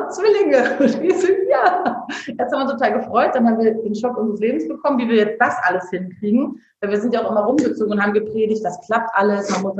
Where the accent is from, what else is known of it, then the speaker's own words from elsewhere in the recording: Bergisch Gladbach, North Rhine-Westphalia, Germany; also wir sind ja auch dahin gezogen, wo ich aufgewachsen bin. Ja, also wir waren auch in Köln sehr glücklich. In Bergisch Gladbach ist es auch voll schön.